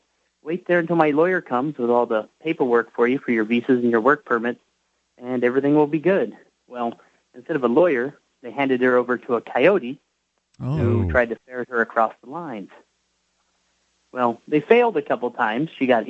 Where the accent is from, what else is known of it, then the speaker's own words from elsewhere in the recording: United States; also born or lived in Nevada; So I'm an American